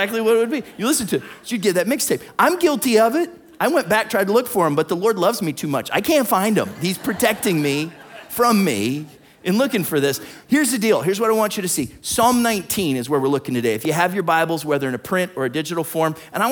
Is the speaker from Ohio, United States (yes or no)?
yes; Warren, Ohio, United States; I grew up in Warren, Ohio